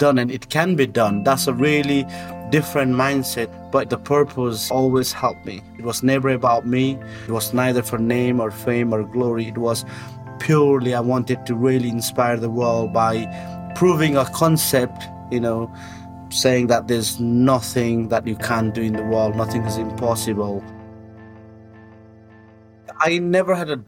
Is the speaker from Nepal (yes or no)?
yes; Nepal; moved away as an adult; also born or lived in United Kingdom; I was born in Nepal, I was raised in the Gurkhas